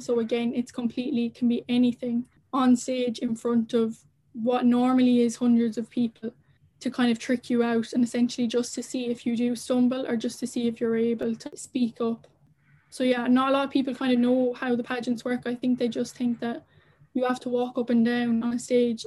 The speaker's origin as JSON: {"language": "English", "country": "Ireland", "said": "as Irish people"}